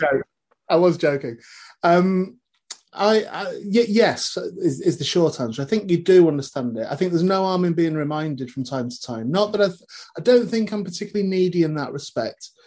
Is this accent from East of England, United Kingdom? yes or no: no; North West England, United Kingdom; born or raised there